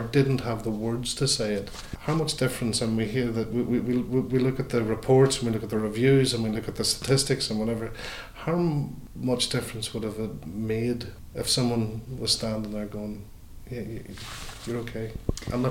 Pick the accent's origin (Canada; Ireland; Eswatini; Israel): Ireland; as Irish Catholics